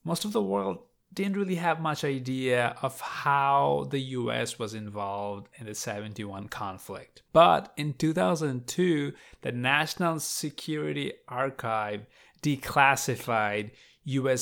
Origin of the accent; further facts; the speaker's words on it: Bangladesh; now in United States; I was born and raised in Bangladesh. But I live in America now